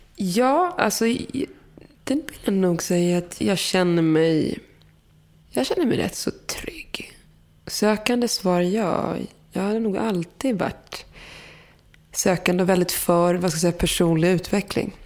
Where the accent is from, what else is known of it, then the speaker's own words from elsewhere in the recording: Morocco; Där jag kommer ifrån, liksom, man är marockan med berber